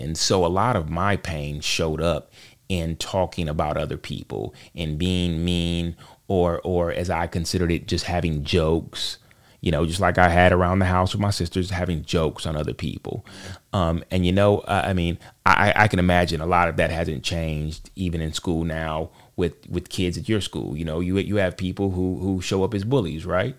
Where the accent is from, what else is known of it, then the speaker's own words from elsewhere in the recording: Charlotte, North Carolina, United States; I am from Charlotte, North Carolina. Uh, I I have been here all my life